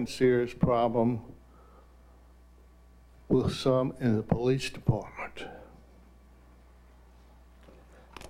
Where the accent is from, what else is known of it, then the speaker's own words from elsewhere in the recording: the South, United States; growing up in the South